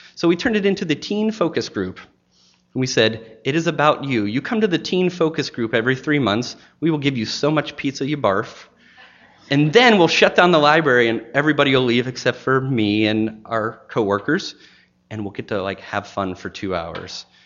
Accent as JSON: {"language": "English", "town": "Pittsburgh", "region": "Pennsylvania", "country": "United States", "tie": "born or raised there", "also_born_or_lived": "Maine", "moved": "yes", "lives_now": "Chattanooga, United States", "said": "going back to Pittsburgh, Pennsylvania, my hometown"}